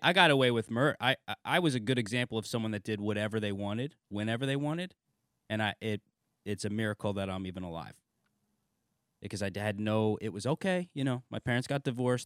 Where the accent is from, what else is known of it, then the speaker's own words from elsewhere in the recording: New Haven, Connecticut, United States; I'm from, uh, New Haven